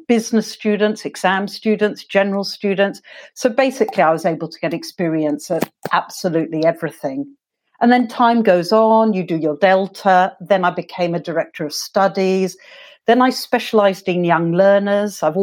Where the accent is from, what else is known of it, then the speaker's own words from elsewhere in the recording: London, United Kingdom; I grew up in England. I'm actually from London, South London.